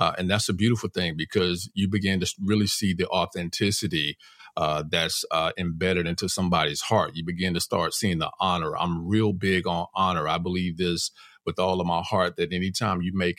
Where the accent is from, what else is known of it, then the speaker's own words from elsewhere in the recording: Los Angeles, California, United States; I grew up in Crenshaw, raised by my grandmother, never lived with my parents.